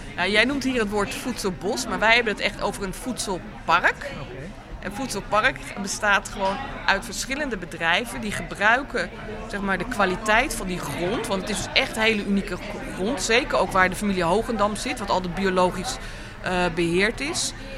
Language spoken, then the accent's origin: Dutch; Amsterdam, North Holland, Netherlands; wij als Amsterdammers